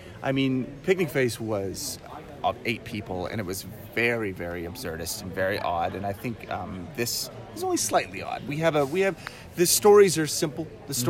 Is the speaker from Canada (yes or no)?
yes; the Maritimes, Canada; I'm from the Maritimes.